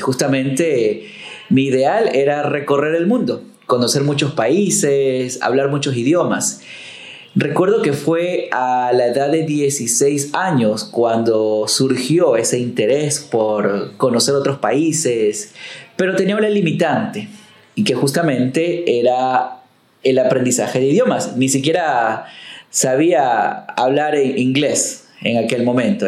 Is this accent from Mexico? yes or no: no; Manta, Manabí, Ecuador; a la ciudad, a mi pueblo, a mi gente